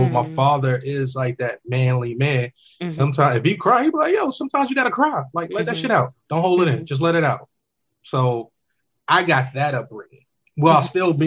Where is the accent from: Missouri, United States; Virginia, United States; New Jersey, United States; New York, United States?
New York, United States; New York City; We grew up in New York in the city